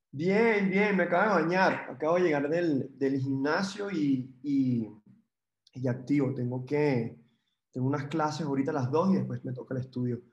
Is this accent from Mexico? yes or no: no; Venezuela; moved away; como venezolano